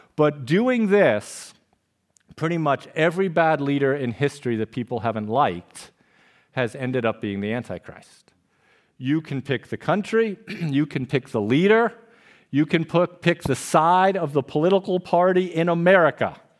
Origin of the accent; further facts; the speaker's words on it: Trumbull, Connecticut, United States; when I was a younger lad, growing up on October Lane in Trumbull, Connecticut